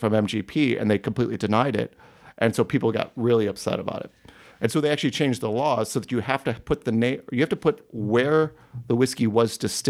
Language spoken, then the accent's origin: English; Cleveland, Ohio, United States; oh, I'm from Cleveland. I drove all the way out here to be with my Seattle brethren.